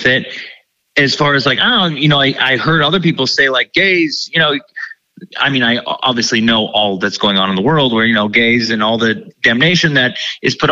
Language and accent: English; Ohio, United States; I grew up in Ohio, small town, grew up total like theater nerd in the community.